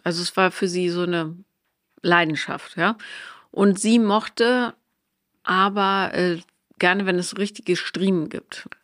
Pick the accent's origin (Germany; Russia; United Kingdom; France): Germany; Bonn, North Rhine-Westphalia; da wo ich aufgewachsen bin, also in Bonn